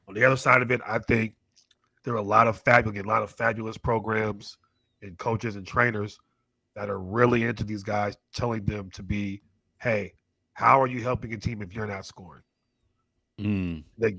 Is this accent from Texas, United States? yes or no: no; the Bay Area, California, United States; I'm from the Bay Area